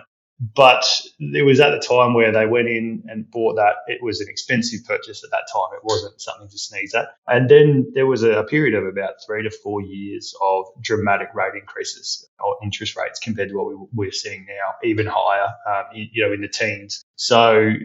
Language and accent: English; Adelaide, South Australia, Australia; I'm an Adelaide born boy through and through, still to this day based there